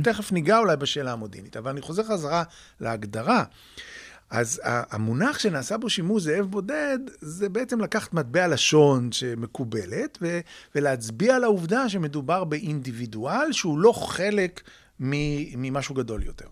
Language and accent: Hebrew; Israel